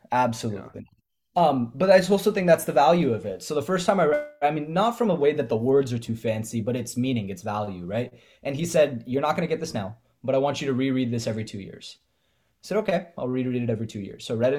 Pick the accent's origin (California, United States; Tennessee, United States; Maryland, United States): California, United States; Bay Area; I grew up in the Bay Area